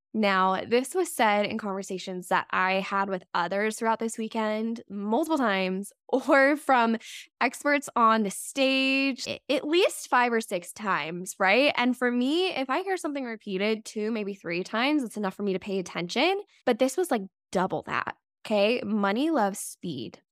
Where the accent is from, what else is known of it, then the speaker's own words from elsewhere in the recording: Las Vegas, Nevada, United States; moved away; I grew up in Las Vegas, so it's always fun for me to go back there and visit my hometown